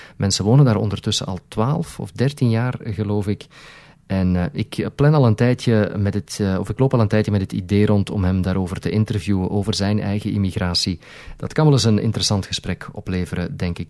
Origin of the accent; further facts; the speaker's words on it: Flanders, Belgium; moved away as an adult; also born or lived in New Brunswick, Canada; now in Brampton, Canada; als Vlaming, als Belg